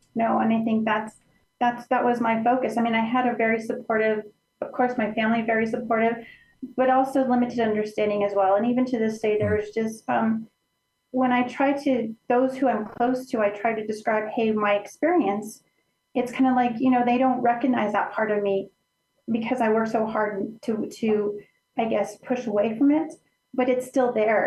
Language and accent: English; Center, Colorado, United States; now in Pueblo, United States; My my hometown is called Center, Colorado. It's it's near the Alamosa area